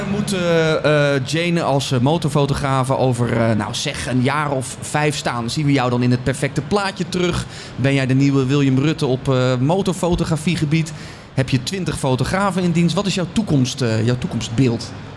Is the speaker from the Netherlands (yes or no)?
yes; Netherlands; we zijn eh, Hollanders, we zijn Nederlanders